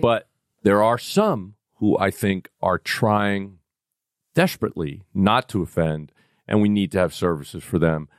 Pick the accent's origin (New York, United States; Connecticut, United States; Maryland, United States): New York, United States; New York City; I am from the Bronx